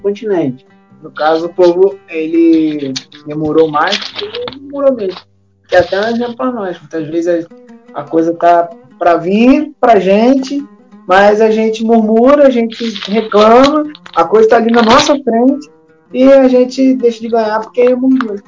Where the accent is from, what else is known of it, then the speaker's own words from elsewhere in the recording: Brazil; a gente, como brasileiro